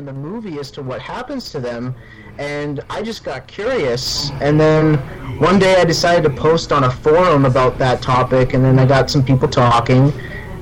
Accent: Windsor, Ontario, Canada; I'm from Windsor, Ontario, Canada

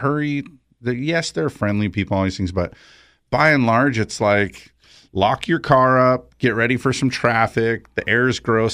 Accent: San Fernando Valley, California, United States; also born or lived in Big Bear, California / Central Coast, California; I was born in the San Fernando Valley

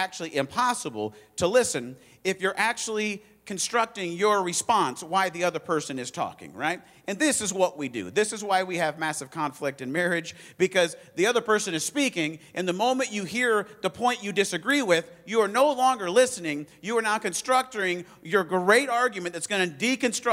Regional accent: Arizona, United States; now in Indiana, United States; I grew up in Arizona, moved here

